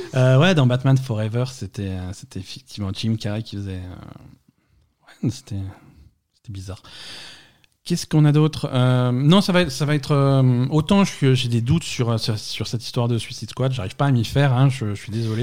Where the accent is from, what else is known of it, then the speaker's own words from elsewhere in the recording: France; chez nous en France